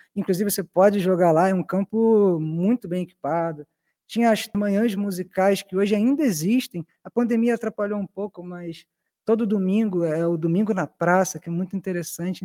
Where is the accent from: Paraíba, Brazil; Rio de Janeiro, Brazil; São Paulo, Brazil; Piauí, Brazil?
Rio de Janeiro, Brazil; Eu sou, eu sou nascido e criado na Zona Oeste, no bairro de Senador Camará